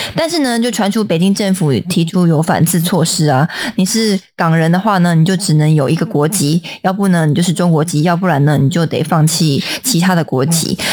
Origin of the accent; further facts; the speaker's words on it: Taiwan; 我们台湾人